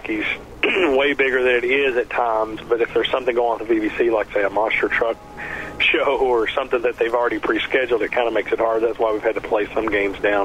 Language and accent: English; Kentucky, United States; I'm from Kentucky